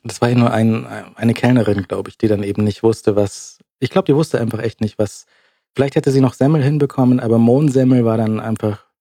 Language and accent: German; Munich, Bavaria, Germany; als Münchner